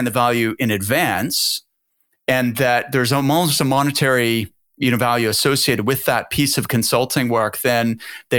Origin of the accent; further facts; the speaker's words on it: Halifax, Nova Scotia, Canada; moved away; my hometown in Halifax, Nova Scotia